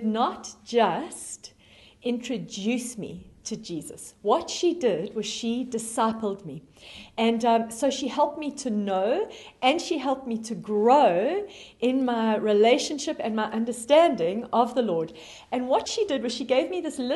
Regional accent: South Africa; moved away; you can hear from my accent, that I am originally from South Africa. And when I was 8 years old, I had a wonderful grade school teacher in South Africa

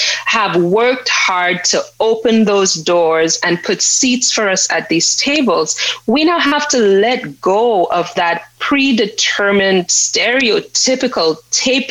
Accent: St. Lucia; I grew up in St. Lucia.

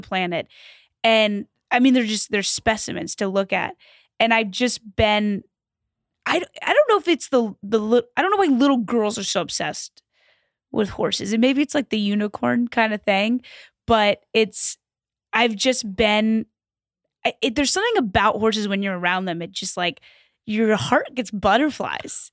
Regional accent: Louisville, Kentucky, United States; I grew up in Kentucky

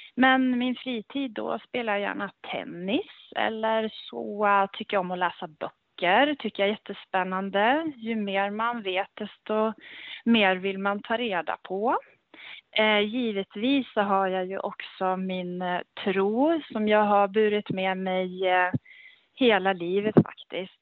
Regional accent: Gävle, Gävleborg County, Sweden; also born or lived in Örebro / Stockholm / Norway / England; jag är ju då född och uppväxt i, här i Gävle

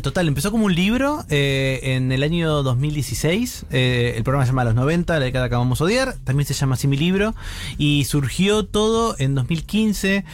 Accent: Buenos Aires Province, Argentina; yo soy provincia de Buenos Aires y tengo un claro recuerdo de mi secundario

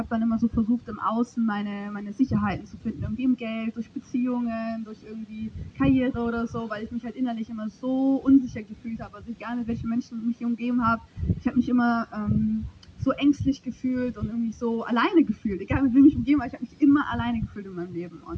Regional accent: Germany; also ich bin 26, bin in der Eifel geboren und ich bin römisch-katholisch aufgewachsen.

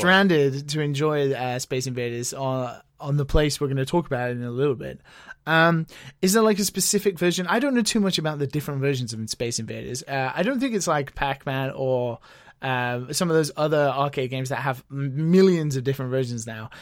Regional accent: United Kingdom; now in Japan; being a British person

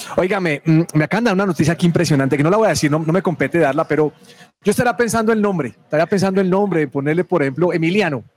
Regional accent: Colombia; como colombianos

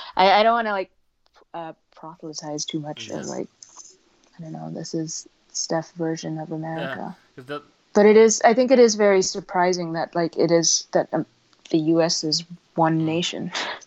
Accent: Beijing, China; moved away as an adult; also born or lived in Hong Kong; now in United States; I was born here, but I didn't grow up in the U.S. I grew up in Beijing and Hong Kong. So I came back for college and I didn't really have a very good understanding of the nation that I'm from

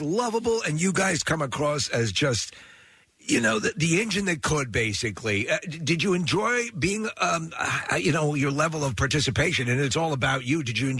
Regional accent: Long Island, New York, United States; moved away; I grew up on Long Island.

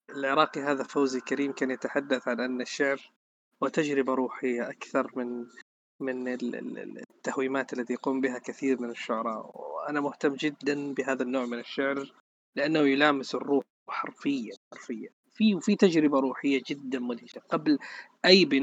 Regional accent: Sudan; انا بسمع كثير وبقرا كثير شعر سوداني وانا سوداني

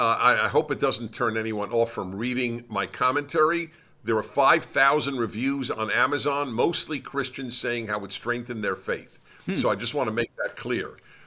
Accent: Brooklyn, New York, United States; Brooklyn, New York.

